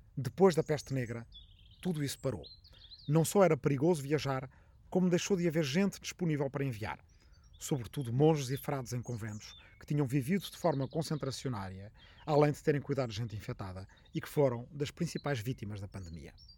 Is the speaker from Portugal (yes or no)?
yes; Arrifana, Ribatejo, Portugal; a quem está na minha aldeia de Arrifana, no Ribatejo